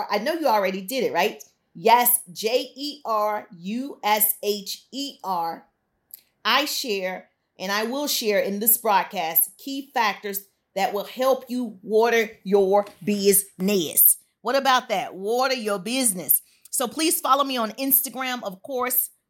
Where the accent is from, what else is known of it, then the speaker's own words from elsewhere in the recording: Southern United States, United States; Now, I'm from the South, I can't sing, but my grandmother used to sing this, a song about the storm.